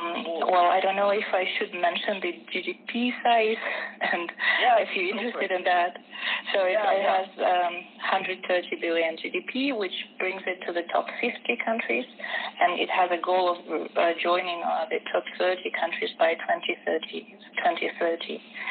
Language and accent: English; eastern Siberia, Buryatia, Russia; moved away as an adult; now in Germany; I come from Russia, from the eastern Siberia, actually, the area which is close to Mongolia and where there's the Baikal Lake.